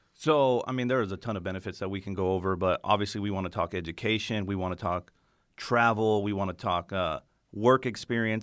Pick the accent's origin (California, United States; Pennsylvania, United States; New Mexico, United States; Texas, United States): New Mexico, United States; moved away; I'm from New Mexico originally